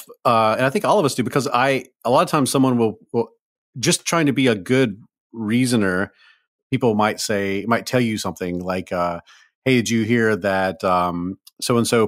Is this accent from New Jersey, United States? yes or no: no; Mississippi, United States; I'm from Mississippi